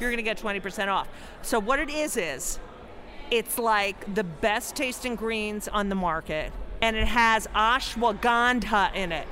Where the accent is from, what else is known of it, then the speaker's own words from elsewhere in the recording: New Jersey, United States; I'm also from New Jersey